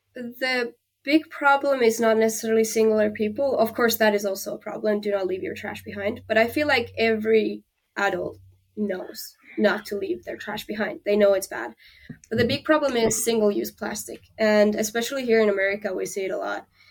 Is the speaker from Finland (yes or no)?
yes; Finland; moved away; I'm from Finland